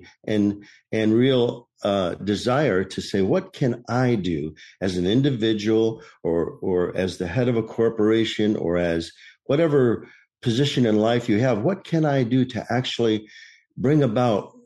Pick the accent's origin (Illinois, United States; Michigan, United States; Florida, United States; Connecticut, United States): Michigan, United States; now in Maricopa, United States; I was born and raised in Michigan.